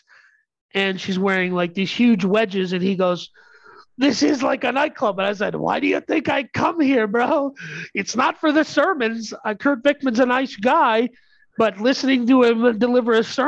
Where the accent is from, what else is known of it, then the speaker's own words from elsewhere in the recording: India; I'm Indian.